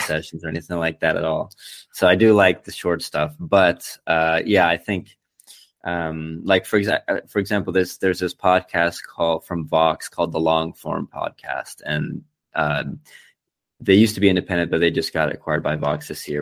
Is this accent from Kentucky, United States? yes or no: no; Florida, United States; now in Berlin, Germany; when I was a kid, I remember thinking like, "Oh, Florida's pretty cool. Like we have Disney, we have the beach.